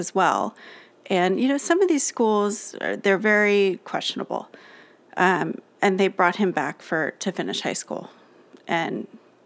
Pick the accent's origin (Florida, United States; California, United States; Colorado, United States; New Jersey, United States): California, United States; Los Alamitos; we grew up in Los Alamitos, California